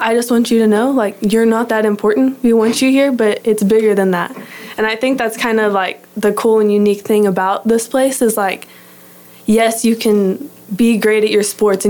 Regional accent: Heath, Texas, United States; I'm from Heath, Texas, which is about 30, 45 minutes outside of Dallas. I went to a little private school, Dallas Christian. Grew up there

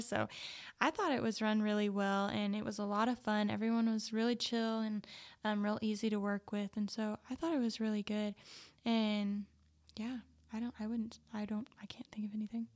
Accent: Plains, Texas, United States; I grew up in Plains, Texas, a really small town

